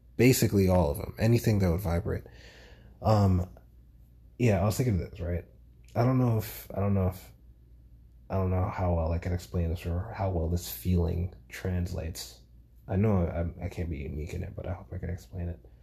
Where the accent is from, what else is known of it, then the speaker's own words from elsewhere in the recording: New York City, New York, United States; moved away as an adult; also born or lived in Grenada; now in Georgia, United States; as a New Yorker, right? Like growing up in New York all my life